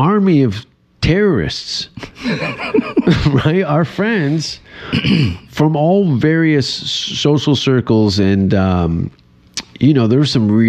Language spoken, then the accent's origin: English; Hamilton, Ontario, Canada; moved away as an adult; now in Austin, United States; I grew up on Kenora Avenue.